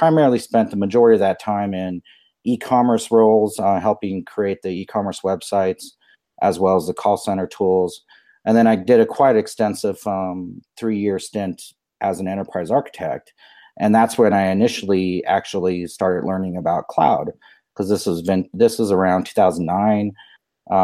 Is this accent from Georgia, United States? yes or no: no; Albuquerque, New Mexico, United States; I grew up here in Albuquerque, New Mexico